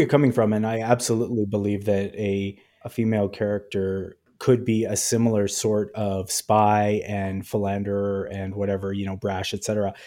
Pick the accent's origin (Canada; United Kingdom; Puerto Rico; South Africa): Canada; as a Canadian